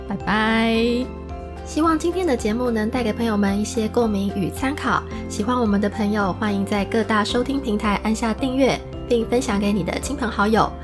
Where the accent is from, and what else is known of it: Taiwan; moved away